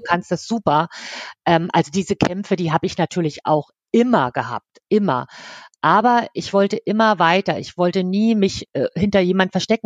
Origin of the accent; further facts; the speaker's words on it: East Germany, Germany; moved away as an adult; geboren bin ich im Osten. Dort habe ich auch 18 Jahre gelebt